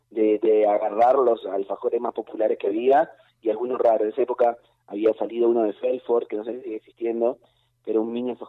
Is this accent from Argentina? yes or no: yes; Campana, Buenos Aires Province, Argentina; Y mira, yo no soy porteña y no soy zona sur, entonces para mí yo no conocía ese alfajor y no